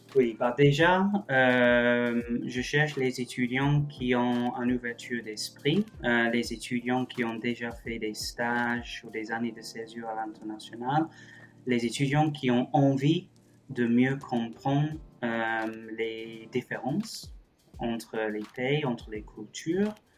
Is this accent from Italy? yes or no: no; England, United Kingdom; moved away as an adult; also born or lived in Germany / Paris; now in Toulouse, France; je suis anglais à la base, je suis français depuis quelques années euh, grâce au Brexit.